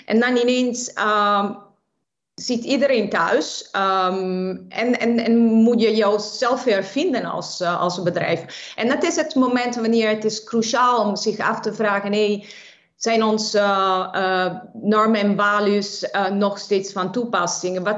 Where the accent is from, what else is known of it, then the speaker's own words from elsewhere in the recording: Naples, Campania, Italy; Dutch is a second language; now in Netherlands; ik eh, ben geboren en getogen in de stad van Napels in Zuid-Italië. En ik ben 26 jaar geleden naar Nederland verhuisd.